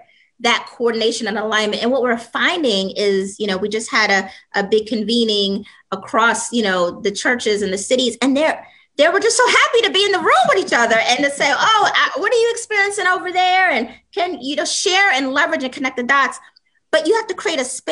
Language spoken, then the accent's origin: English; New York City, New York, United States; I was born and raised in the South Bronx